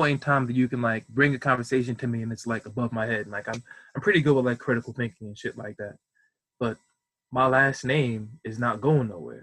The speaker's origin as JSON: {"language": "English", "country": "United States", "said": "I'm like American, lost my heritage with slavery"}